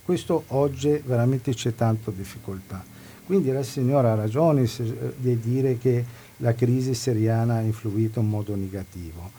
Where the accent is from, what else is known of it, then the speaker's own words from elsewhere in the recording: Lebanon; Italian is a second language; moved away as an adult; now in Padua, Italy; di origine palestinese, sono nato in Libano, ho vissuto in Libano fino a 18, 18 anni, 19 anni poi sono venuti in Italia per motivo di studio